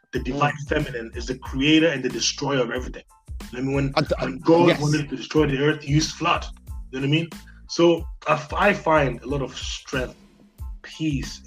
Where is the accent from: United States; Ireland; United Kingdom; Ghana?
Ghana; moved away; I'm from Ghana